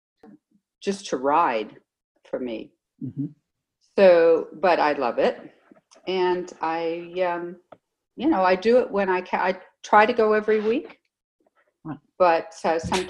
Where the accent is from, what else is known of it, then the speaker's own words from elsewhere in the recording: Los Angeles, California, United States; also born or lived in New York City, United States; we moved out to LA when I was 7. And we've lived in the middle of the city the whole time